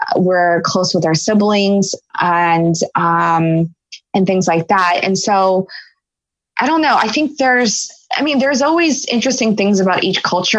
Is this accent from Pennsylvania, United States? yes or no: yes; Philadelphia, Pennsylvania, United States; I was born in Philadelphia. And then I have an older brother, and and uh, we're Philly natives